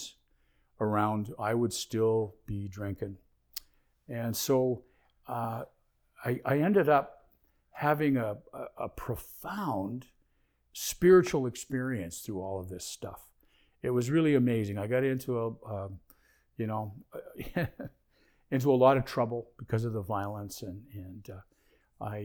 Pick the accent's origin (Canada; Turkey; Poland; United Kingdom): Canada; moved away as an adult; also born or lived in California, United States; I was grieving for my home country